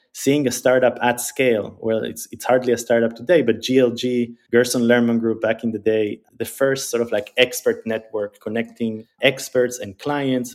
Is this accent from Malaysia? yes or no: no; Israel; also born or lived in Argentina; So I grew up in Israel. Uh, I was born in Argentina, but I grew up in Israel. I moved to Israel when I was eight years old.